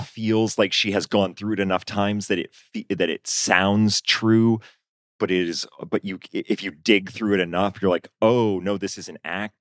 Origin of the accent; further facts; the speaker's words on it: Augusta, Maine, United States; moved away; also born or lived in Chicago; I grew up in Maine